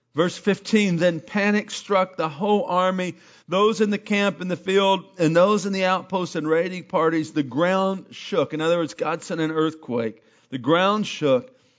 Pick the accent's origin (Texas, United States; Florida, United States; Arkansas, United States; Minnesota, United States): Arkansas, United States; moved away; I'm from Arkansas